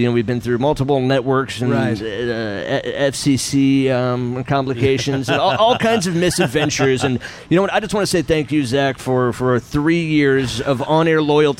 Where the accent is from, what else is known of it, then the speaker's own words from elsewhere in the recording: Dallas, Texas, United States; I grew up here in Dallas, Fort Worth, listening to DFW Radio and the Jagger Show with your brother ….